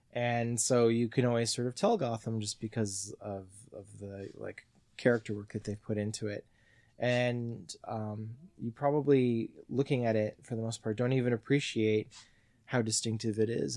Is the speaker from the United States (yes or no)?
no; Mississauga, Ontario, Canada; also born or lived in Perth, Ontario; moved to Mississauga when I was two